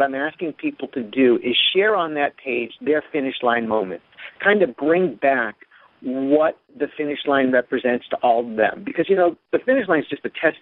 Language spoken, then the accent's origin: English; North Attleboro, Massachusetts, United States; I'm from North Attleboro, Mass.